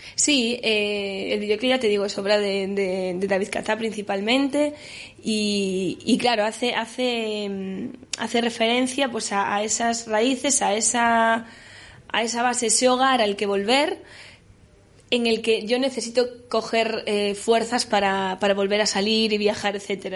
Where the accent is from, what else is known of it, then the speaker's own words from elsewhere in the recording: Galicia, Spain; first language Galician; yo hablo los dos idiomas, gallego y castellano, y el gallego también es mi lengua materna